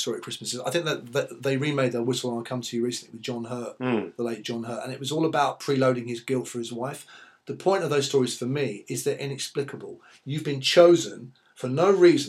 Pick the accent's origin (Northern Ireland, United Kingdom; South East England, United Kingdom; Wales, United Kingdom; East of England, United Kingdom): East of England, United Kingdom; East Anglia; also born or lived in East London; now in London, United Kingdom; I'm from East Anglia, so I'm 20 miles from where, from Bury St Edmunds, from Cambridge.